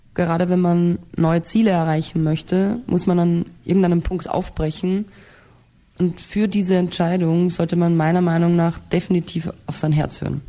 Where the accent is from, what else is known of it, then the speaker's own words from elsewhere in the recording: Austria; wenn ich dann wieder nach Hause, nach Österreich kommen